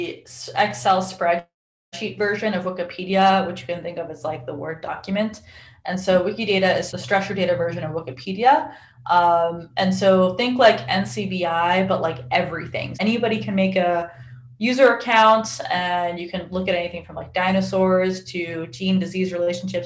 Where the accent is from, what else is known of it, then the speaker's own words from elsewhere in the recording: Salt Lake City, Utah, United States; moved away as an adult; now in San Diego, United States; I grew up in Salt Lake City, Utah